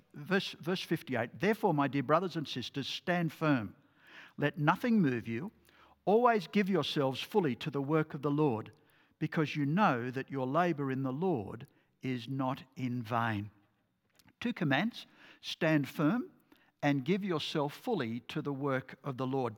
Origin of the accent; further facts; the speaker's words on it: Port Macquarie, New South Wales, Australia; I grew up in Port Macquarie